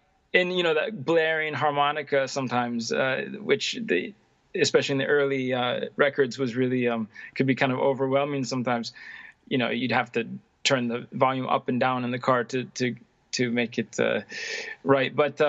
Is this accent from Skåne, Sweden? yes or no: no; Stockholm, Stockholm County, Sweden; English is a second language; I'm hailing from Stockholm, Sweden.